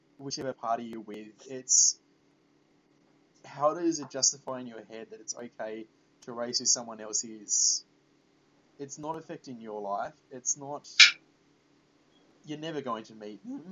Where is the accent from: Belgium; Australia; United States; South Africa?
Australia; as an Australian